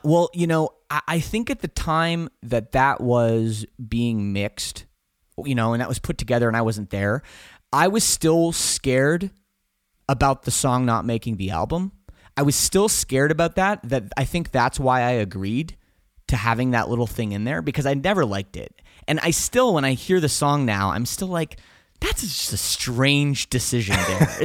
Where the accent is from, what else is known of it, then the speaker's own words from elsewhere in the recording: Canada; we're from Canada